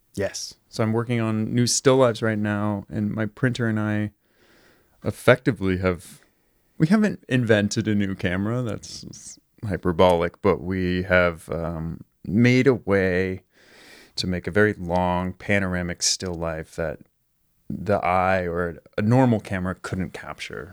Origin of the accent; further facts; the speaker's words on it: Marin County, California, United States; moved away as an adult; also born or lived in New York / Frankfurt, Germany; now in Los Angeles, United States; I grew up in Marin County, so just north of San Francisco